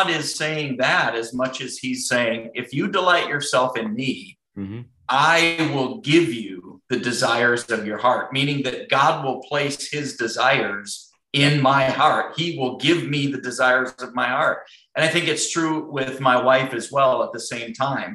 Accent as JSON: {"language": "English", "country": "United States", "said": "I'm an American and I'm from the US."}